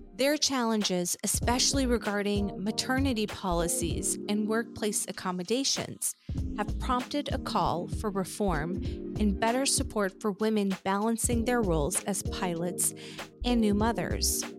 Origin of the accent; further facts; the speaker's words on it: Afghanistan; moved away; I'm originally from Afghanistan